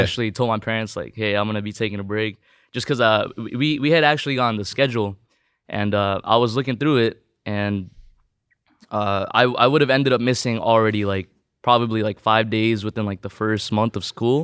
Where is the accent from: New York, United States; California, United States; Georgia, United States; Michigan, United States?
California, United States; Southern; first language Tagalog; English is a second language; also born or lived in Philippines; I moved here when I was, uh, around three, four years old?